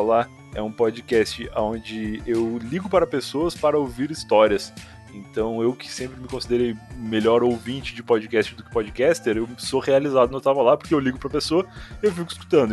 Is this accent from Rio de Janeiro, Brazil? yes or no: no; Rio Grande, Rio Grande do Sul, Brazil; moved away as an adult; now in Osasco, Brazil; eu sou gaúcho lá do sul do Rio Grande do Sul, a cidade de Rio Grande e moro em São Paulo, mas precisamente em Osasco, já há uns bons cinco anos